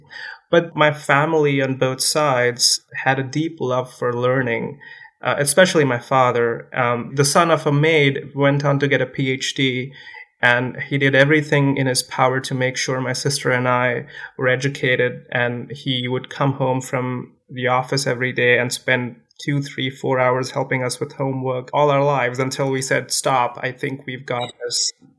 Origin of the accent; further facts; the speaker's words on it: India; also born or lived in California; now in North Carolina, United States; I was born and raised in India